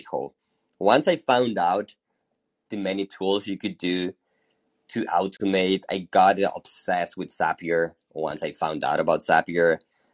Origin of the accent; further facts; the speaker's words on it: Hermosillo, Sonora, Mexico; now in Mexico City, Mexico; I'm originally from Mexico. I was actually born in the north of Mexico in a small town called Hermosillo, Sonora, pretty close to the U.S., but I've been living in Mexico City for the past 20 years or so.